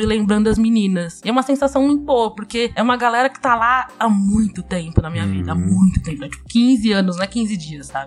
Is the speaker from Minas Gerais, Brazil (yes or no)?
no; São Paulo, Brazil; Eu sou aqui da Zona Sul de São Paulo e minha avó morou, e, né, a vida inteira todo mundo morou no mesmo terreno